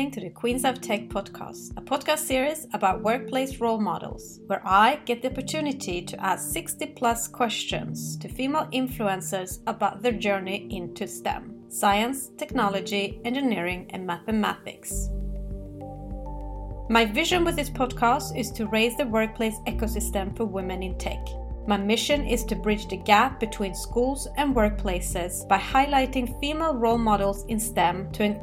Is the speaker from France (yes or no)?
yes; France; moved away as an adult; also born or lived in San Francisco; In France.